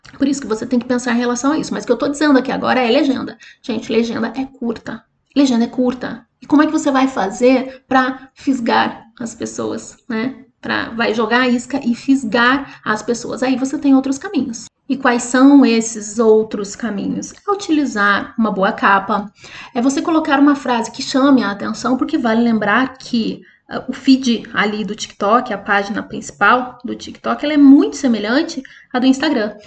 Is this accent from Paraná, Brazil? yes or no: yes; Curitiba, Paraná, Brazil; eu sou de Curitiba.